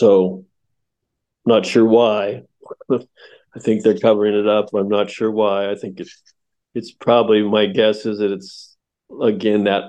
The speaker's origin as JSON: {"language": "English", "country": "United States"}